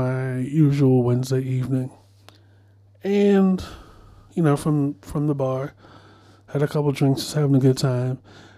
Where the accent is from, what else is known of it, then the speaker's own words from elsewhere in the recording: Baltimore, Maryland, United States; moved away; I'm from Baltimore